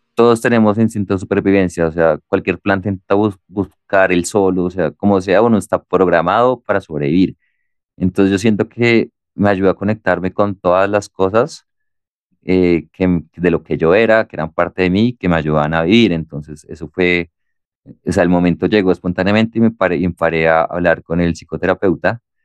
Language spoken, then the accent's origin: Spanish; Colombia; somos de Colombia